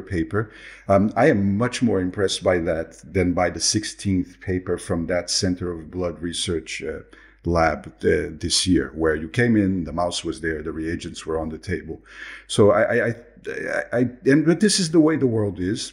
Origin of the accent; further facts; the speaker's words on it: Brazil; moved away; I am originally from Brazil